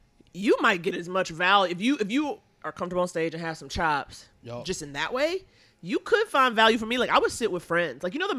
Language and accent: English; New York City, New York, United States; Born and raised in Harlem.